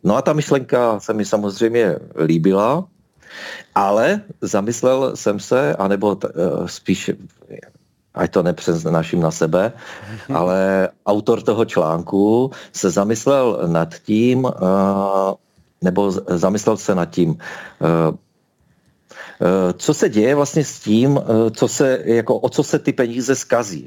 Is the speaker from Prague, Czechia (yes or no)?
no; Ostrava, Moravian-Silesian Region, Czechia; Narodil jsem se v Ostravě, žiju v Ostravě, mám rád Ostravu